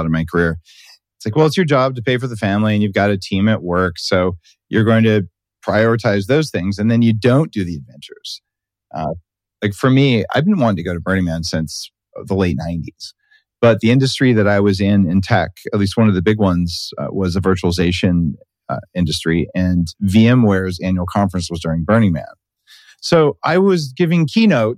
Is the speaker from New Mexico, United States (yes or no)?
yes; New Mexico, United States; I'm from New Mexico